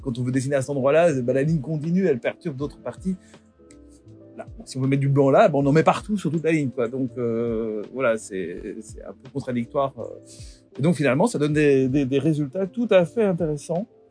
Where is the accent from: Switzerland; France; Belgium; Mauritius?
Belgium; je suis belge